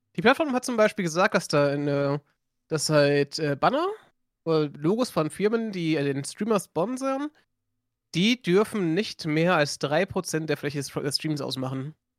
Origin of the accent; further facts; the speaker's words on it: Germany; accent: light Frisian; Wir haben ja bei uns hier den, einen leicht friesischen Akzent